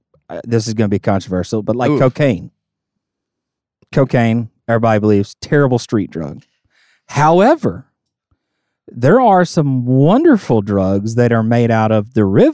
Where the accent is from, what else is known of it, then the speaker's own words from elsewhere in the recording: Southern United States, United States; I grew up in the South, but I am not a super friendly Southerner.